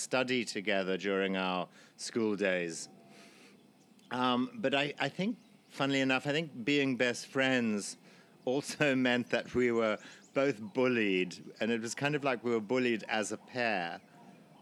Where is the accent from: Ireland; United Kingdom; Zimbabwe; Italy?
Zimbabwe; born or raised there